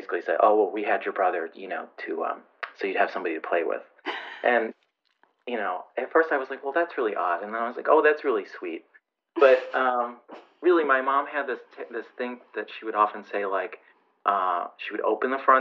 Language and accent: English; Grand Island, New York, United States; I grew up on Grand Island, New York